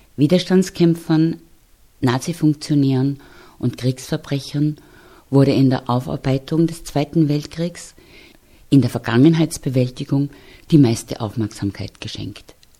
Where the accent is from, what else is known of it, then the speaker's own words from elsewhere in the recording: Austria; Wir hier in Österreich